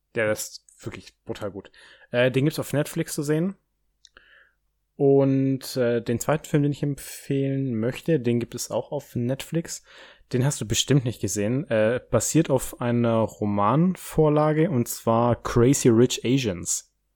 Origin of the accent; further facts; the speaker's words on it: Baden-Württemberg, Germany; da, wo ich herkomme, so Baden-Württemberg